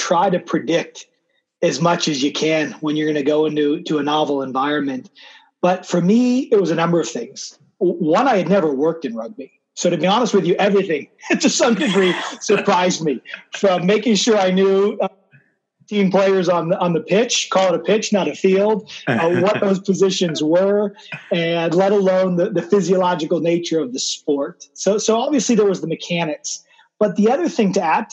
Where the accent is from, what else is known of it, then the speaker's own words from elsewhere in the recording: Burlingame, California, United States; I was born in Burlingame, which is just outside of San Francisco